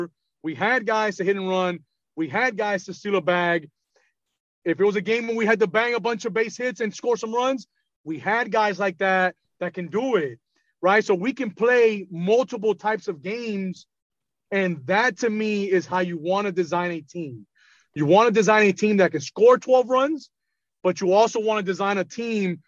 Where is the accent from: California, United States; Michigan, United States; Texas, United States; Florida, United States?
Florida, United States; Miami; So I'm from Miami. I'm born and raised in Miami. I've never left Miami.